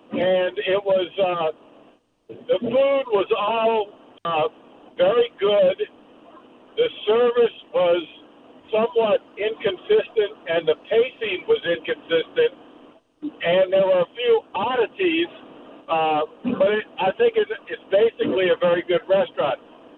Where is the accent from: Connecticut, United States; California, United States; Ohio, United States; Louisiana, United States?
Louisiana, United States; Ponchatoula; I'm from Ponchatoula